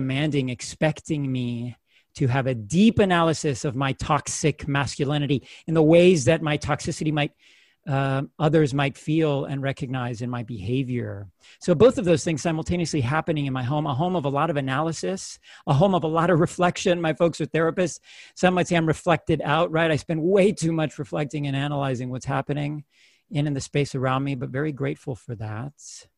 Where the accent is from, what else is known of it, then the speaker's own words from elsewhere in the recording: United States; born there; My experience as a first generation, U.S. born, to them, to that particul